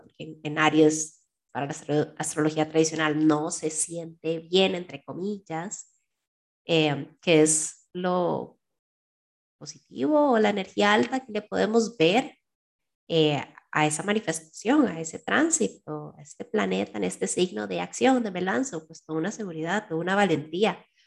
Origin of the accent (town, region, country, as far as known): Costa Rica